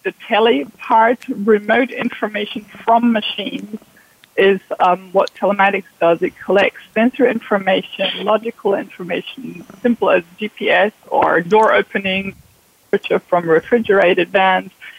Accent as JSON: {"language": "English", "country": "Germany", "moved": "yes", "said": "I'm originally from Germany. I've been working in Europe for many years in many different countries"}